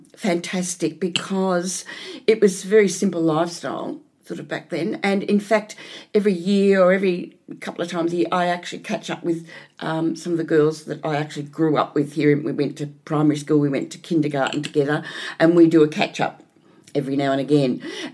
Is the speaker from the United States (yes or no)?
no; Melbourne, Victoria, Australia; I grew up here in Maribyrnong.